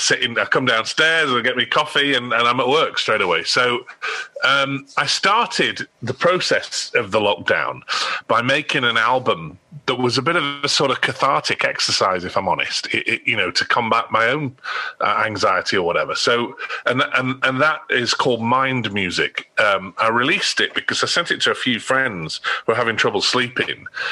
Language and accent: English; Australia; I grew up in Australia. My parents emigrated when I was four.